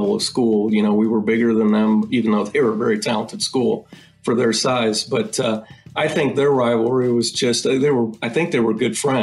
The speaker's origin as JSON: {"language": "English", "region": "Ohio", "country": "United States", "tie": "born or raised there", "moved": "yes", "said": "I was born and raised in Ohio"}